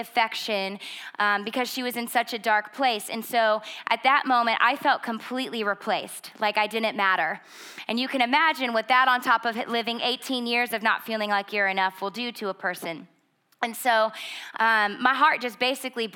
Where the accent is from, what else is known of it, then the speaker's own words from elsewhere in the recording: Schroon Lake, New York, United States; we grew up in Scroon Lake, New York. It's about 2,500 people